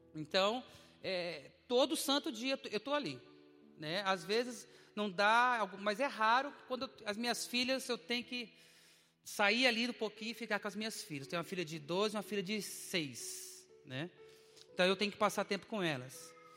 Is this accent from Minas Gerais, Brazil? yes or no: no; Dourados, Mato Grosso do Sul, Brazil; moved away as an adult; now in Curitiba, Brazil; eu sou de Dourados, Mato Grosso do Sul